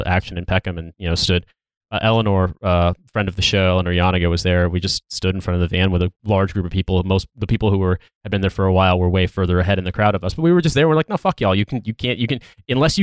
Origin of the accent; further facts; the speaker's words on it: Indiana, United States; moved away as an adult; also born or lived in England; the homophobia that I recall from growing up in Indiana